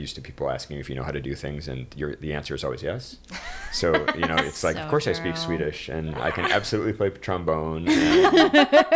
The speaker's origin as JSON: {"language": "English", "area": "just outside of Detroit", "region": "Michigan", "country": "United States", "moved": "yes", "lives_now": "New York City, United States", "said": "just outside of Detroit for me"}